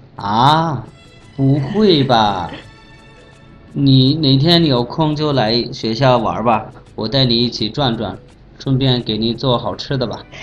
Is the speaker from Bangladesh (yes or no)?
yes; Bangladesh; Chinese is a second language; now in Beijing, China; 我是来自孟加拉国的